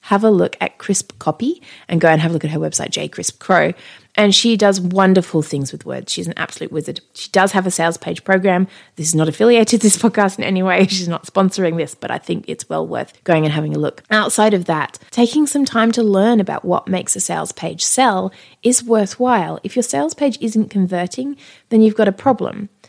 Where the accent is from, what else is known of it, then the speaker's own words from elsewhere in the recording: Australia; I'm Australian